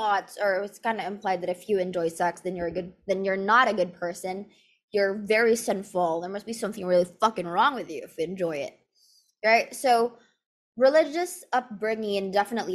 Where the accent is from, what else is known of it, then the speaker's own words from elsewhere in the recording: Philippines; So I grew up in the Philippines, and here in the Philippines